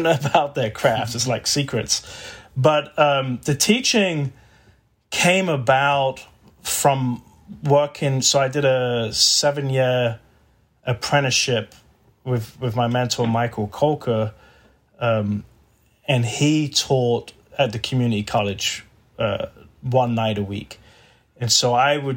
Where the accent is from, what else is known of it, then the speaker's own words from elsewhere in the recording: England, United Kingdom; moved away as an adult; now in Texas, United States; I'm from England